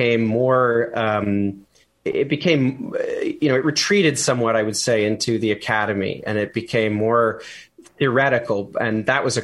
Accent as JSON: {"language": "English", "country": "Canada", "said": "as a Canadian"}